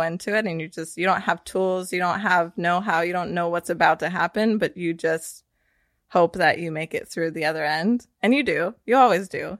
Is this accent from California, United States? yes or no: yes; Northern California, United States; now in Austin, United States; I grew up in Northern California, but I've lived in lots of different states before I ended up here in Austin